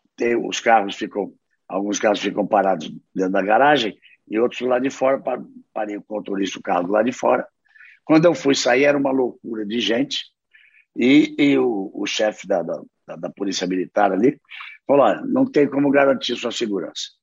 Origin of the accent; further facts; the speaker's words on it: Rio de Janeiro, Brazil; moved away as an adult; now in Londrina, Brazil; sou carioca